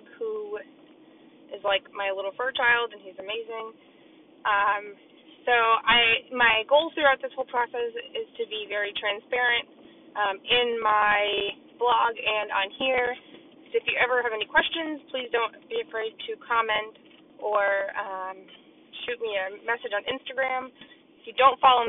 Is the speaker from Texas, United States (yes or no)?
no; Maine, United States; I was born in Maine. I currently still live in Maine